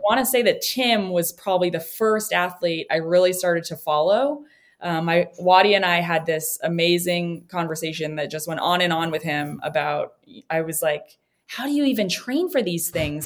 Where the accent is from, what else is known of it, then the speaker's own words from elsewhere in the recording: New Hampshire, United States; I grew up in New Hampshire